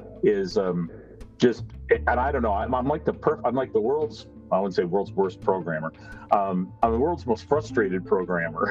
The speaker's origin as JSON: {"language": "English", "town": "Rochester", "region": "Minnesota", "country": "United States", "tie": "born or raised there", "also_born_or_lived": "Iowa / College Station, Texas / Rapid City, South Dakota / Houston, Texas", "moved": "yes", "lives_now": "New Braunfels, United States", "said": "I grew up in Rochester, Minnesota"}